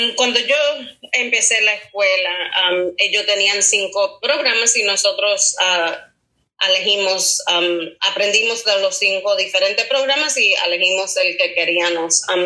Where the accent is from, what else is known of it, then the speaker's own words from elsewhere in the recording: Puerto Rico; moved away; yo soy de Puerto Rico.